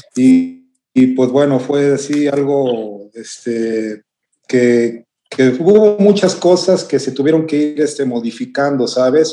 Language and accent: Spanish; Mexico; como buen mexicano, llevaba hasta el molcajete